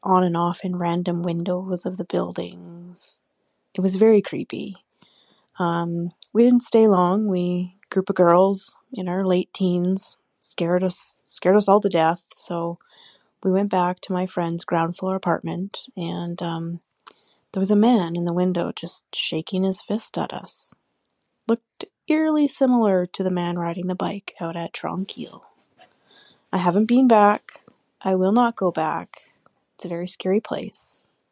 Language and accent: English; near Kamloops, British Columbia, Canada; I grew up near Kamloops